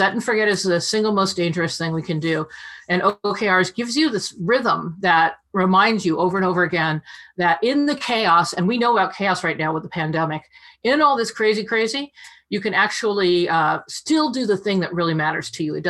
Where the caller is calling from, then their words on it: Palo Alto, California, United States; I'm in Palo Alto, still locked in my condo.